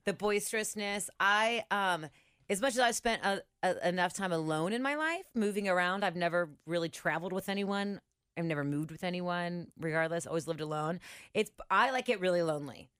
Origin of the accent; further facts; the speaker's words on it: Cincinnati, Ohio, United States; I'm from White Oak